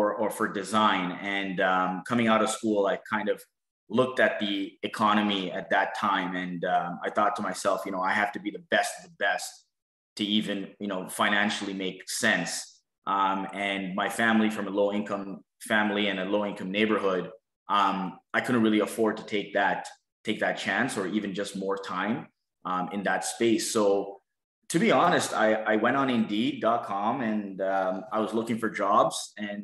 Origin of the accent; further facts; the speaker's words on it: Toronto, Ontario, Canada; I'm just a kid from Scarborough. So I grew up in Scarborough my whole life.